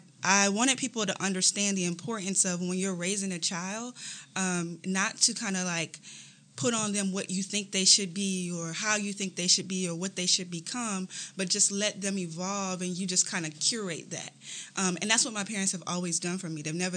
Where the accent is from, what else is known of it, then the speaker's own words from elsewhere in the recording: Landstuhl, Rhineland-Palatinate, Germany; born there; Yeah, so I was born in Landstuhl, Germany.